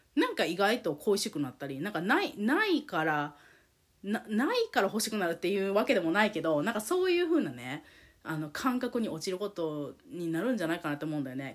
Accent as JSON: {"language": "Japanese", "country": "Japan", "tie": "born or raised there", "also_born_or_lived": "United States", "moved": "as an adult", "said": "日本で生まれ育った日本人としてアメリカに行って付き合ってたから"}